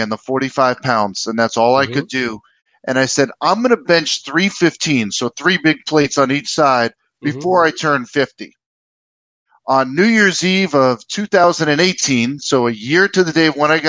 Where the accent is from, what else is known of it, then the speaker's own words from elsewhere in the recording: United States; moved away as an adult; also born or lived in Washington D.C. metro area / New York City / New Jersey; now in Minnesota, United States; I grew up in New York City and New Jersey